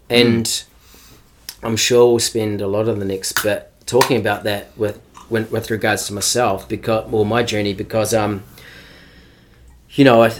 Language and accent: English; Canterbury, South East England, United Kingdom; because I guess I grew up in Canterbury.